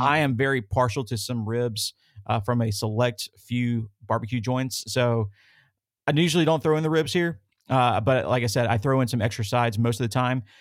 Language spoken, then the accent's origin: English; the South, United States; growing up in the South